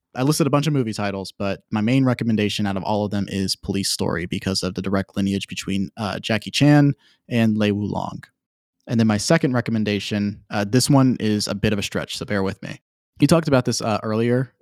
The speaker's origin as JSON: {"language": "English", "region": "Virginia", "country": "United States", "tie": "born or raised there", "moved": "yes", "lives_now": "Georgia, United States", "said": "I'm a Southern boy. Uh, I grew up in Virginia. I'm living in Georgia now"}